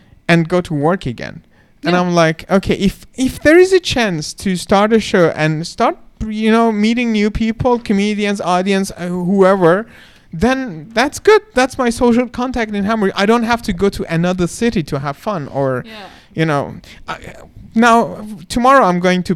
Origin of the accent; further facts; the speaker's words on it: Iran; moved away as an adult; now in Germany; I grew up in Iran. Yeah. I actually moved here in 2015. So 2015. I was 24 when I moved here.